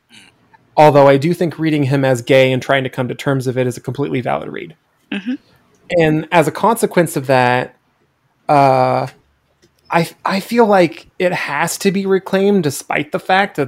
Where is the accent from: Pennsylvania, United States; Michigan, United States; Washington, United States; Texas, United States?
Washington, United States; Eastern; I grew up in Eastern Washington